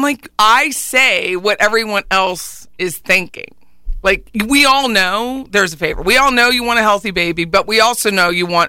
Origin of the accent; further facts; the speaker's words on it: Harrisburg, Pennsylvania, United States; I'm pretty known in my hometown of Harrisburg, Pennsylvania